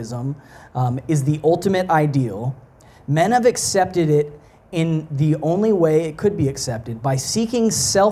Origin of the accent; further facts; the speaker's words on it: Texas, United States; moved away as an adult; also born or lived in Canada; now in Montreal, Canada; I grew up in Texas.